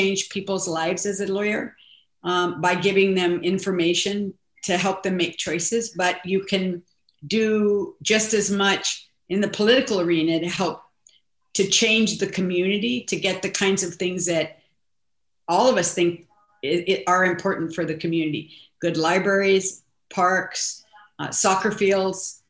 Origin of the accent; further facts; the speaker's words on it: Southern California, United States; also born or lived in Arizona / Salinas, California; I grew up in Southern California